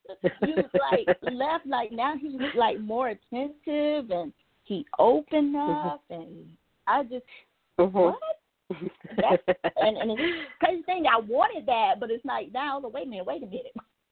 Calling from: Georgia, United States

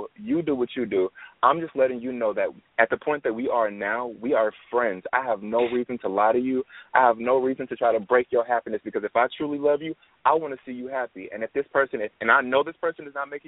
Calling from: Houston, Texas, United States; I'm calling from Houston, Texas.

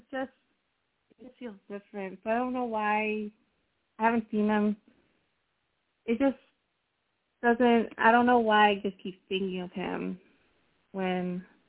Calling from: Connecticut, United States; I'm calling from Connecticut.

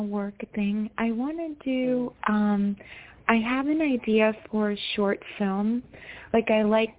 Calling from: Rockland, New York, United States; I'm calling from New York.

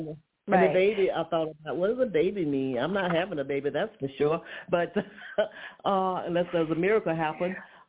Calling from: Atlanta, Georgia, United States; from Georgia, Atlanta.

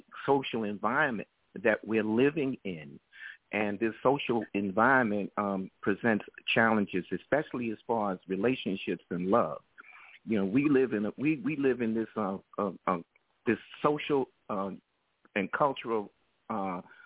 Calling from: New York City, New York, United States; I'm calling from New York City.

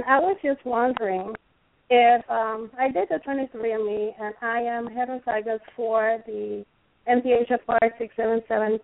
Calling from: South Florida, United States; I'm calling from South Florida

